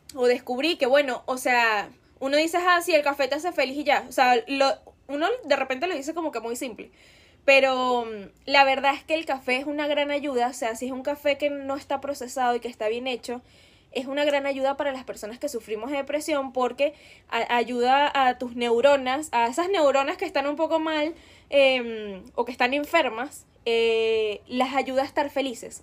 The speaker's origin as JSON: {"language": "Spanish", "country": "Venezuela", "said": "escuchábamos mucho en Venezuela en esa época"}